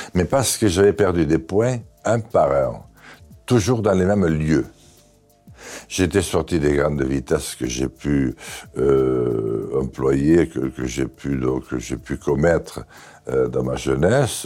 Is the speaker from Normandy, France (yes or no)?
no; Béarn, Nouvelle-Aquitaine, France; je suis béarnais